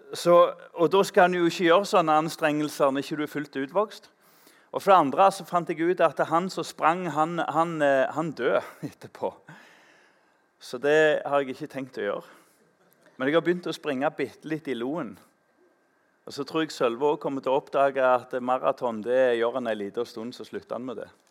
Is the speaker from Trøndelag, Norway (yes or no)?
no; Tananger, Rogaland, Norway; I Tananger, der jeg vokste opp